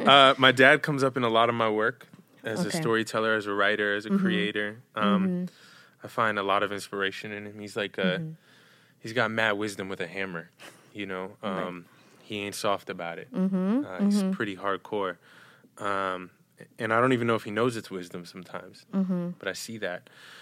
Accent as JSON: {"language": "English", "region": "New York", "country": "United States", "said": "I'm from New York."}